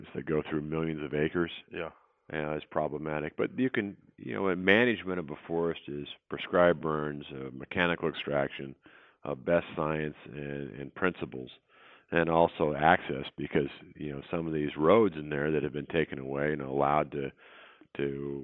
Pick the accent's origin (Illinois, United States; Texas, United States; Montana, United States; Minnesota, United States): Montana, United States; I grew up in Montana.